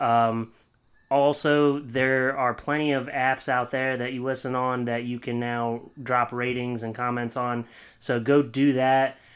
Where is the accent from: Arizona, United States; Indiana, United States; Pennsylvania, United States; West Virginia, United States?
Pennsylvania, United States; Williamsport; moved away; I'm from Williamsport, Pennsylvania